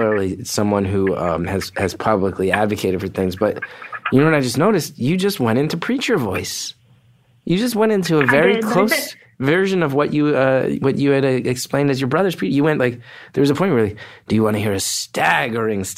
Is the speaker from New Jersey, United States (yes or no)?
yes; New Jersey, United States; I grew up in North Jersey, a lapsed Catholic, you know, in the Northeast